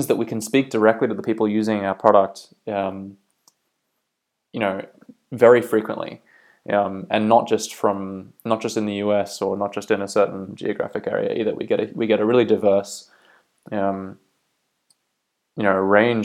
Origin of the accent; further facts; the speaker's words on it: Bay of Islands, North Island, Northland, New Zealand; moved away as an adult; also born or lived in Auckland, New Zealand / Australia; now in County Down, Northern Ireland, United Kingdom; I'm originally from New Zealand. I grew up in the Bay of Islands up north in North Island.